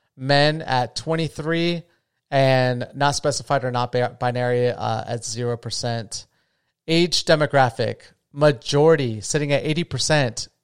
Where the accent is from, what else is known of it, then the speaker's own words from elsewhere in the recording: Florida, United States; now in Las Vegas, United States; I'm from Florida